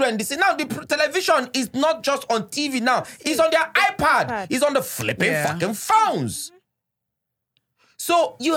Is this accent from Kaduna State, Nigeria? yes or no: yes; Kaduna, Kaduna State, Nigeria; my street where I grew up in Kakuri, P5, Gura Street, Kakuri, Kaduna